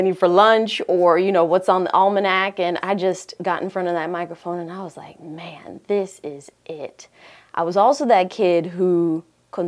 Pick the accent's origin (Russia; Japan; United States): United States; Fort Lauderdale, Florida; also born or lived in Jamaica; now in Huntsville, United States; I grew up in Fort Lauderdale, but we left Jamaica. My mother left Jamaica when she was right after she had me, basically. So I'm really a Floridian, but I'm born in Jamaica